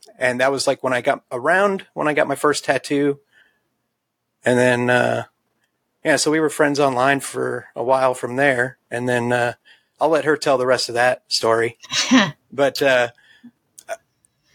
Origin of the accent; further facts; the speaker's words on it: St. Louis, Missouri, United States; moved away as an adult; I came from St. Louis, Missouri, born, raised in the city